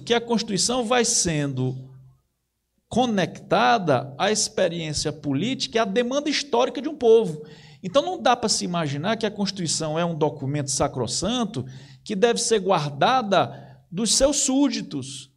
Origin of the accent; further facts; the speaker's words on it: Ceará, Brazil; eu sou cearense